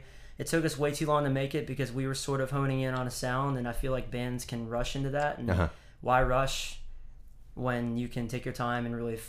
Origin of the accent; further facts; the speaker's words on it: the South, United States; growing up in the South, I'm not going to say that I wasn't influenced by growing up in a church and being around the gospel